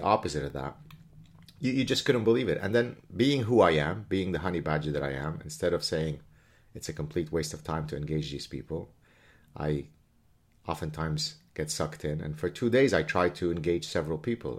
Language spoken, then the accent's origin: English; Lebanon; moved away; My story growing up in Lebanon is a really, really ugly story